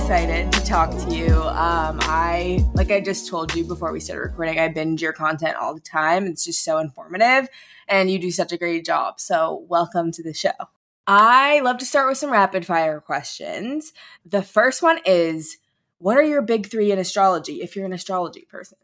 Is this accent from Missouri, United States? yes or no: yes; St. Louis, Missouri, United States; my hometown of St. Louis